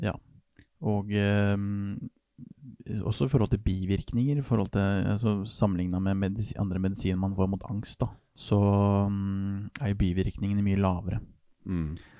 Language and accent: Norwegian; Norway; jeg er nordmenn